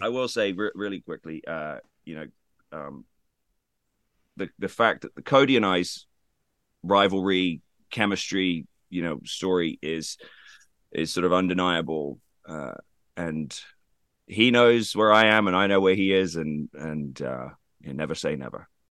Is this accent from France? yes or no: no; United Kingdom; being British